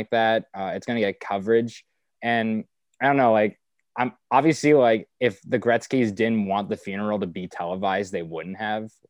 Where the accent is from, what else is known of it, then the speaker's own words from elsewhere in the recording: United States; being an American